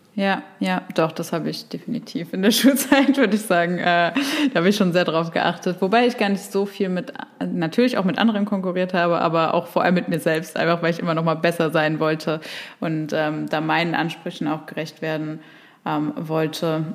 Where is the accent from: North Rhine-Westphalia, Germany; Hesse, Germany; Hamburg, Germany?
Hesse, Germany; near Frankfurt; ich komme aus der Nähe von Frankfurt